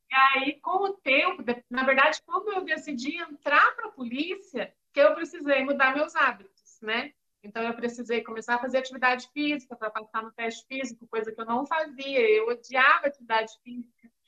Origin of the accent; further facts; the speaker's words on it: Curitiba, Paraná, Brazil; now in Maringá, Brazil; Sou paranaense, sou nascida em Curitiba, mas já estou há alguns anos em Maringá, no Paraná.